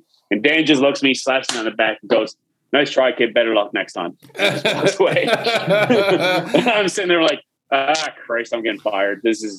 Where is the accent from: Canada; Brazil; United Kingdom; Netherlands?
Canada; St. John's, Newfoundland and Labrador; Listen, I come from St. John's where I work in pubs and stuff like that.